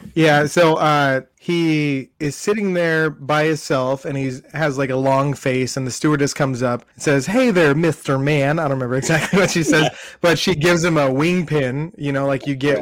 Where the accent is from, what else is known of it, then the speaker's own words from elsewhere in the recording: Southern California, United States; I grew up in Southern California, so everything was outdoors